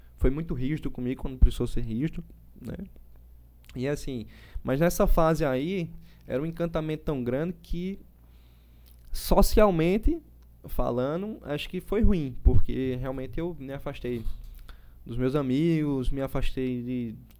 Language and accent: Portuguese; João Pessoa, Paraíba, Brazil; also born or lived in Recife; E aí vim para aqui bem cedo, né, para João Pessoa, mas João Pessoa é minha terra